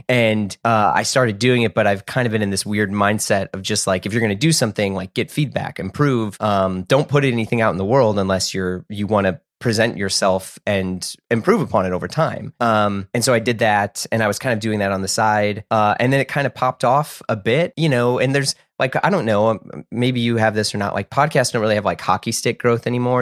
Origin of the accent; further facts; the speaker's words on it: United States; I grew up in the United States